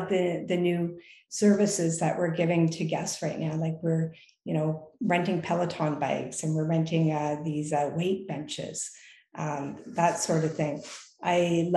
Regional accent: Lake Huron, Ontario, Canada; also born or lived in Toronto; I grew up on Lake Huron

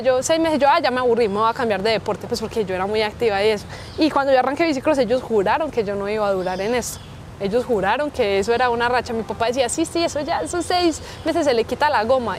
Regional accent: Colombia; yo soy orgullosamente colombiana

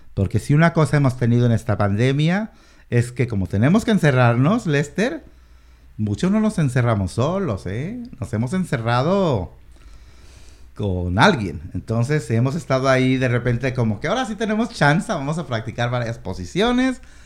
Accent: Mexico; now in Washington, United States; yo soy mexicano nací en México, mi familia entera es mexicana

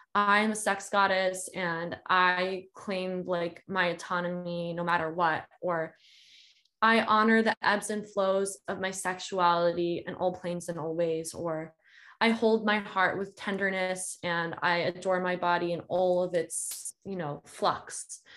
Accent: Georgia, United States; also born or lived in South Carolina; now in California, United States; I grew up in Georgia and went to school in South Carolina

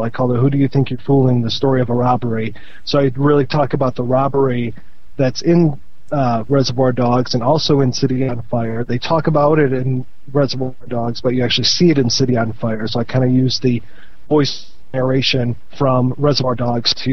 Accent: Midwest, United States; I'm a Midwesterner

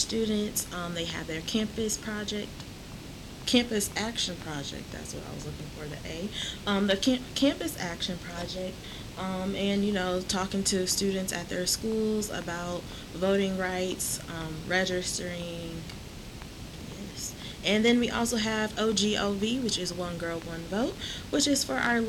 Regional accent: Peoria, Illinois, United States; moved away as an adult; now in Jackson, United States; I'm originally from Peoria, Illinois

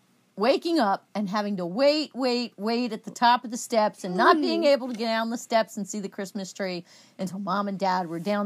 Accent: United States; I'm American, is what I most associate with.

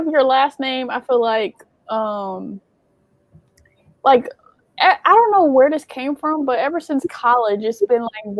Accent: Michigan, United States; RIT is where, like, is where I'm from in Michigan. Mm-hmm. It's like Black, White, Arabic, Mexican.

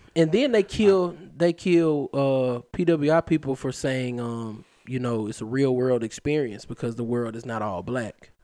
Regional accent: Huntsville, Alabama, United States; I grew up in Huntsville

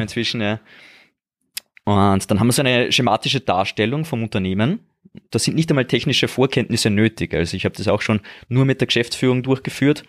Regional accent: Austria; bei uns in Österreich

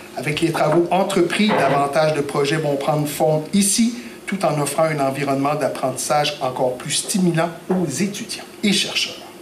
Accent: Gaspésie, Quebec, Canada; ici, chez nous en Gaspésie, dans le comté de Gaspé

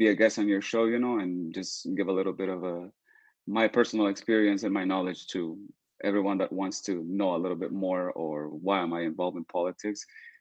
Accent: El Salvador; moved away as an adult; now in United States; I'm from El Salvador. I moved to the United States 6 years ago.

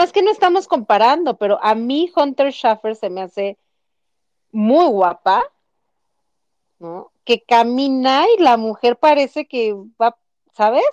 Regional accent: Mexico City, Mexico; now in Guadalajara, Mexico; los chilangos somos no queridos en muchas partes de nuestra bella República Mexicana

